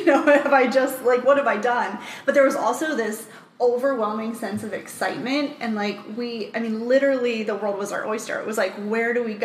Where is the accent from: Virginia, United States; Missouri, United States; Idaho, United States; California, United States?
Virginia, United States; Richmond; moved away as an adult; I'm originally from Richmond, Virginia